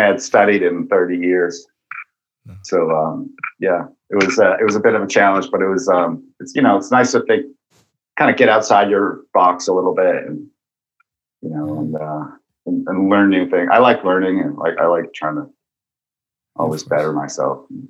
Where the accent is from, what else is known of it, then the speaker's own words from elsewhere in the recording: Massachusetts, United States; I grew up in Massachusetts, but I would go up to New, drive up to New Hampshire on the weekends